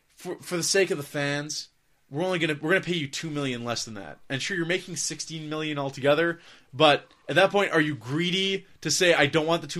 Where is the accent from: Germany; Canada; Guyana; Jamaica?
Canada; we're Canadian